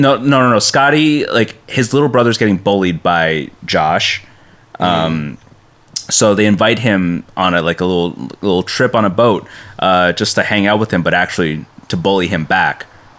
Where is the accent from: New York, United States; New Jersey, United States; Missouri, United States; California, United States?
New Jersey, United States; I come from Central Jersey, but like a lot of people will call us Southern Jersey